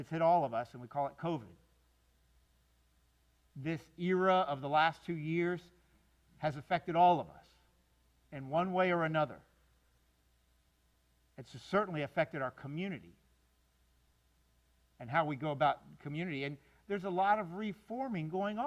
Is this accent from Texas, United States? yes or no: no; Miami, Florida, United States; moved away as an adult; now in North Florida, United States; I grew up down in South Florida